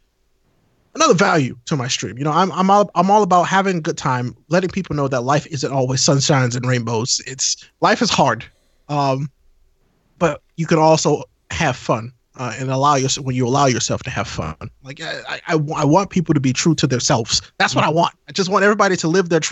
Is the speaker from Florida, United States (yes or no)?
no; St. Louis, Missouri, United States; I'm from St. Louis